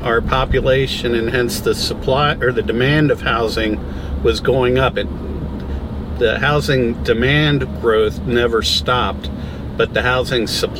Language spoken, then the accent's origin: English; Cincinnati, Ohio, United States; I'm from Cincinnati in the Midwest.